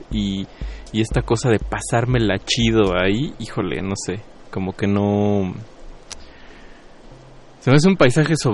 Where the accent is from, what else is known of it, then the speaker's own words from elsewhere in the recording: Mexico City, Mexico; soy de Xochimilco, soy de un lugar lacustre, está el agua